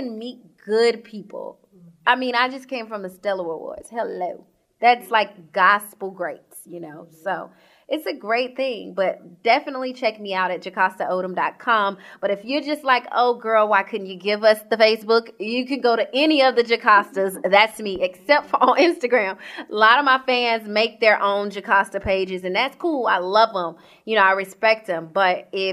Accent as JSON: {"language": "English", "region": "Georgia", "country": "United States", "tie": "born or raised there", "also_born_or_lived": "Sacramento, California", "said": "I am from Georgia. So I always say born and raised."}